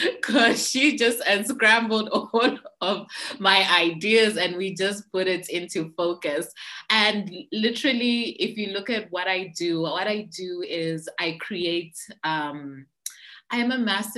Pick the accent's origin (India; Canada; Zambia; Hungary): Zambia; I'm from Zambia